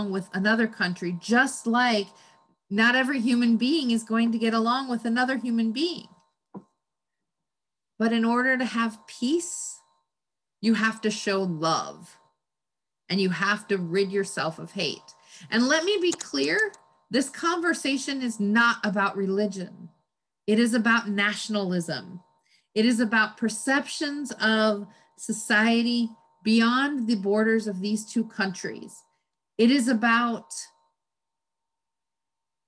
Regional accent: United States; I'm an American. I was born here

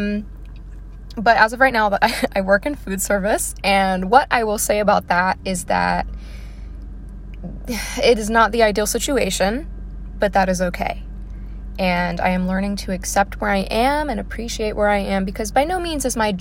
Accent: Baltimore, Maryland, United States; I am from Maryland. I come from an Italian background.

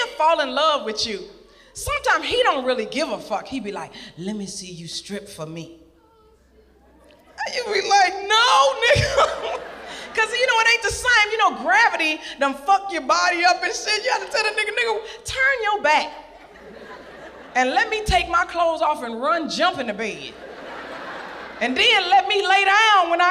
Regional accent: Little Rock, Arkansas, United States; I'm from Little Rock, Arkansas

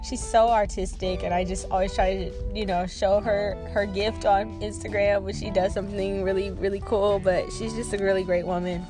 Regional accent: Seattle, Washington, United States; moved away as an adult; also born or lived in Oregon; I grew up in Seattle, Washington, where I grew up around a lot of culture

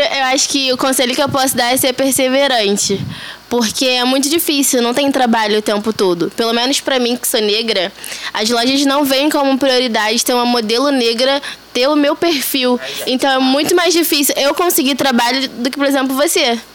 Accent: Rio de Janeiro, Brazil; Eu sou daqui de Bangu. Ah, Zona Oeste do Rio de Janeiro. É, ainda moro com os meus pais

